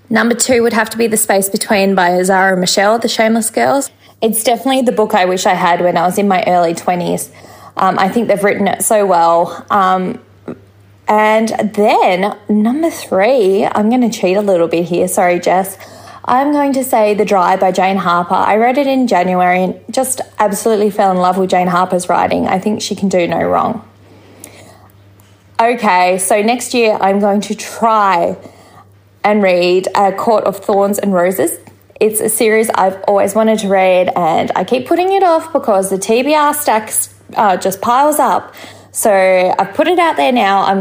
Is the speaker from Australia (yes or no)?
yes; Tasmania, Australia; my home state of Tassie. So, uh, Tassie represent.